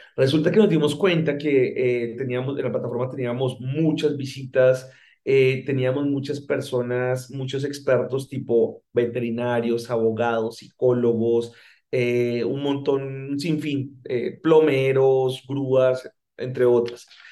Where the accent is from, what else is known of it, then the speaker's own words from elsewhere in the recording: Colombia; moved away as an adult; now in Mexico; si bien llevo los últimos 12 años de mi carrera profesional viviendo en México, eh, como te puedes dar cuenta, soy colombiano